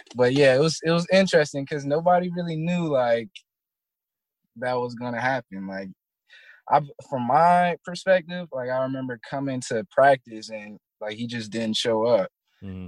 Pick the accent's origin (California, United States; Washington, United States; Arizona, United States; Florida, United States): Florida, United States; Tallahassee; moved away; also born or lived in Virginia; I'm really from Tallahassee